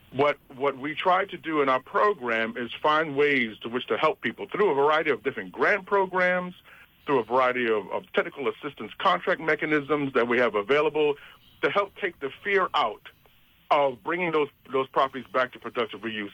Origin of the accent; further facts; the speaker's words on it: New York City, New York, United States; now in New Jersey, United States; I was raised in Brooklyn, New York